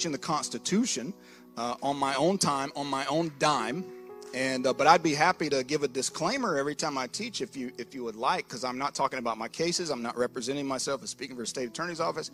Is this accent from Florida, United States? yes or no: yes; Lake City, Florida, United States; I grew up in North Florida, Lake City area